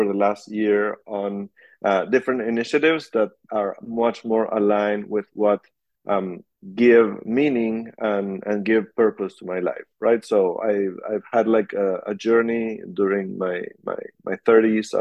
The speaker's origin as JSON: {"language": "English", "country": "Argentina", "moved": "as an adult", "lives_now": "California, United States", "said": "I am from Argentina. I live in California right now."}